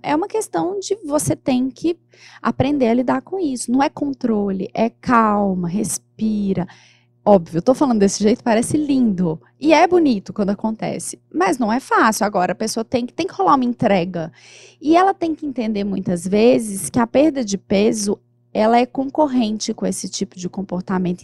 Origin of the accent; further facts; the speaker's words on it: Minas Gerais, Brazil; eu sou de Minas